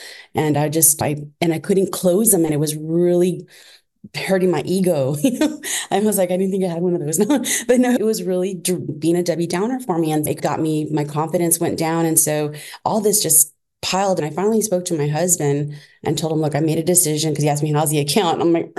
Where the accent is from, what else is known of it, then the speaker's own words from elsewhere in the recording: Milwaukee, Wisconsin, United States; born there; moved away; It's funny, when I was born in Milwaukee, Wisconsin, I got down here, migrant workers.